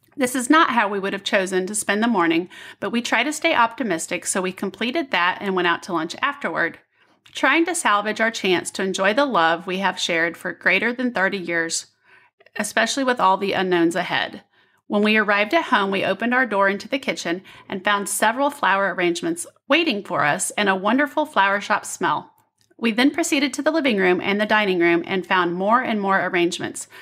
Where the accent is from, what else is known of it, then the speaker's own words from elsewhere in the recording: Midwest, United States; moved away; also born or lived in Denver, Colorado; I grew up in the Midwest. I grew up with snow and ice storms and moved here from Denver